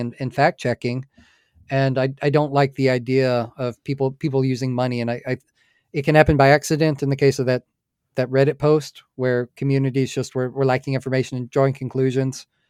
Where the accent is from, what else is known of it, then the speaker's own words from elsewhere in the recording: United States; I'm an American